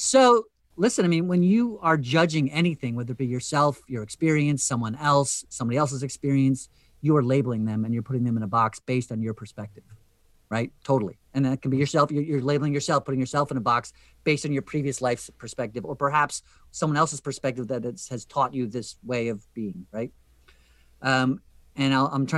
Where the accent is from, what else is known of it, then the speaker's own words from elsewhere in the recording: Western New Jersey, United States; I grew up in Western New Jersey, as I did